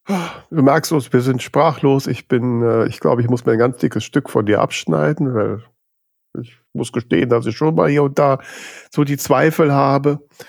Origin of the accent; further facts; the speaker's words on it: Düsseldorf, North Rhine-Westphalia, Germany; ich bin Düsseldorfer Ecke